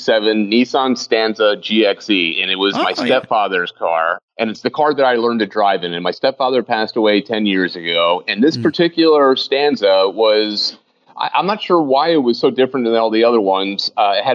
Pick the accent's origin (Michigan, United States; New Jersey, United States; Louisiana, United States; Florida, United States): New Jersey, United States; I grew up in New Jersey in that car